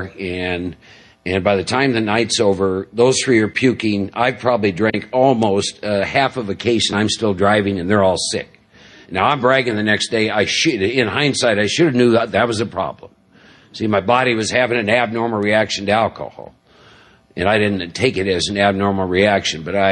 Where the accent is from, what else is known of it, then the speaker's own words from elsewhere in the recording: Midwest, United States; born and raised in the Midwest